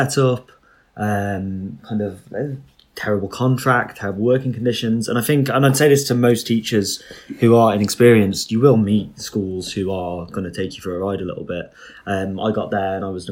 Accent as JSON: {"language": "English", "region": "England", "country": "United Kingdom", "moved": "as an adult", "lives_now": "Spain", "said": "Being English"}